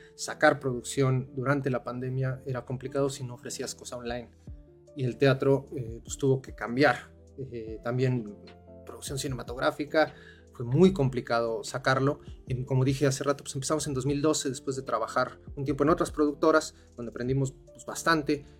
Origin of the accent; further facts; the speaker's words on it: Mexico City, Mexico; moved away as an adult; now in Cuautla, Mexico; nosotros somos de la Ciudad de México y hasta hace cuatro años eh, nos mudamos para acá después del temblor